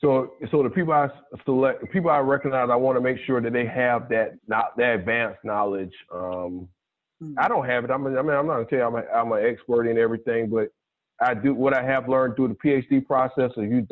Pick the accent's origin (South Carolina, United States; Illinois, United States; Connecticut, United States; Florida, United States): South Carolina, United States; And it's partly because of my background. Growing up in the South Carolina, my parents, the family didn't necessarily have thousands of acres